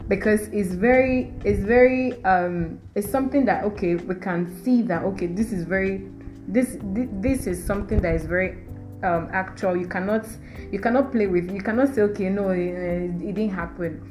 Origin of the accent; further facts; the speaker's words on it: Nigeria; I'm Nigerian